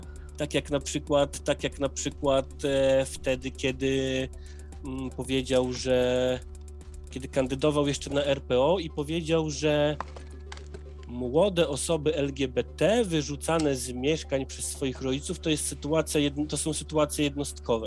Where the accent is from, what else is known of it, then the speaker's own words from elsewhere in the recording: Poland; moved away; wychowa wychowałem się na wsi, teraz na tej wsi sobie trochę siedzę tymczasowo